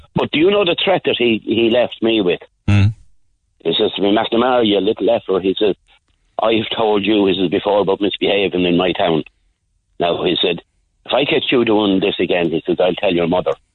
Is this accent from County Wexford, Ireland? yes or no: no; Roscrea, Tipperary, Ireland; I was born in Sean Ross Abbey, nearly 1964